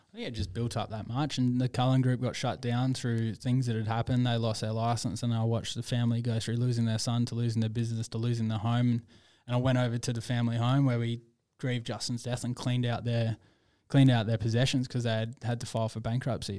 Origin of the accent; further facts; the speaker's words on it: Perth, Western Australia, Australia; I was born and raised in Perth